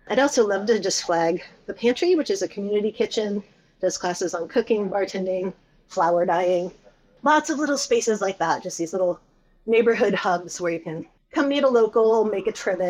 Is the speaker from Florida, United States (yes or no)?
no; Seattle, Washington, United States; I grew up in the Seattle grunge era